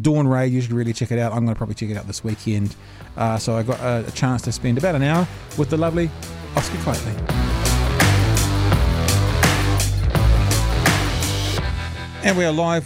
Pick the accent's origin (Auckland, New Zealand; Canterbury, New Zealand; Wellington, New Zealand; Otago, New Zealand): Auckland, New Zealand; moved away; I grew up in Hillsborough, which is like one suburb beside Mangere.